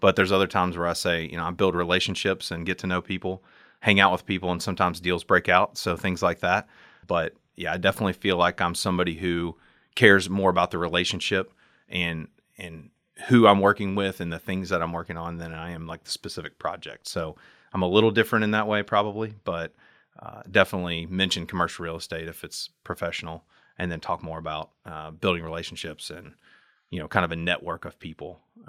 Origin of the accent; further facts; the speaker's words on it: Lexington, Kentucky, United States; I'm from right here in good old LEX, Lexington, Kentucky, born and bred, as they say, and excited to be on the show with you guys. I'm from here. I went to Henry Clay High School